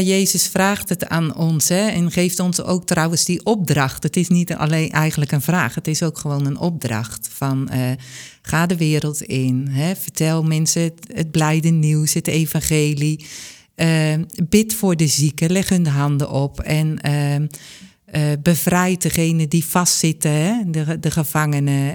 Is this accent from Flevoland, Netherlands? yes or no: no; Bunschoten, Utrecht, Netherlands; uiteindelijk ben ik in Bunschoten geboren